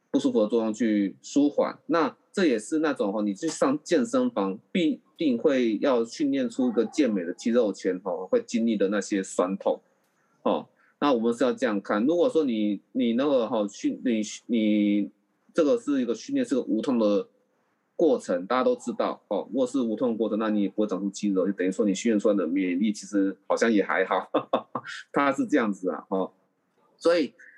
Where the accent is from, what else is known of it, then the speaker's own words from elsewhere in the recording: Taiwan; 我们台湾人